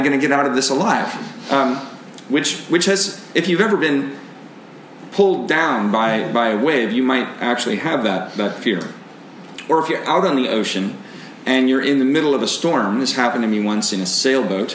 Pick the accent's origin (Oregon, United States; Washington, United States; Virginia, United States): Washington, United States; Seattle; for me, growing up in Seattle